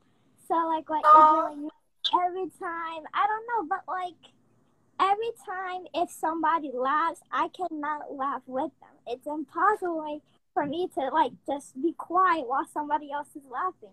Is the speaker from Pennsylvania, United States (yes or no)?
no; Long Island, New York, United States; I am 10 years old, and I am from Long Island, New York.